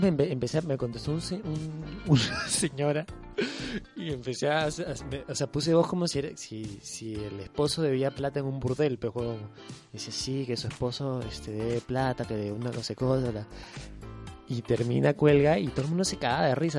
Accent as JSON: {"language": "Spanish", "region": "Lima", "country": "Peru", "tie": "born or raised there", "also_born_or_lived": "Iquitos", "said": "nací en Lima"}